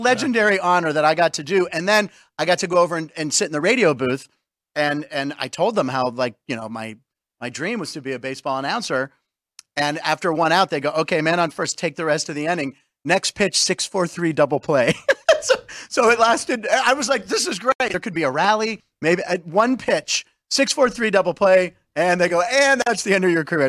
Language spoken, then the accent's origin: English; Pittsburgh, Pennsylvania, United States; also born or lived in Los Angeles; I was born in Pittsburgh, but I lived in Los Angeles from ages, like, six to ten.